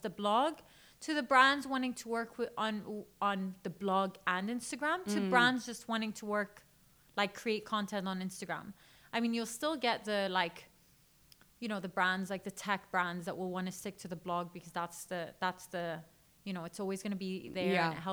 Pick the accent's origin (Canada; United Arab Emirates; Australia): United Arab Emirates; Dubai; also born or lived in Chicago, United States / Syria (ancestry) / London, United Kingdom; So I was born in Chicago. I'm originally Syrian. Both my parents are Syrian. I grew up in Dubai. So I moved here when I was really young and went to school here